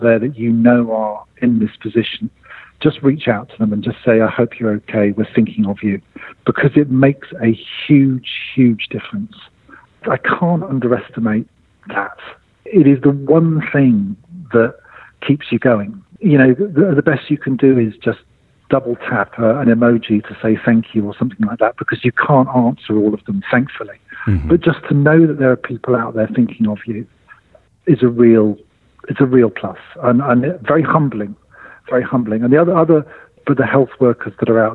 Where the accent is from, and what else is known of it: United Kingdom; now in Singapore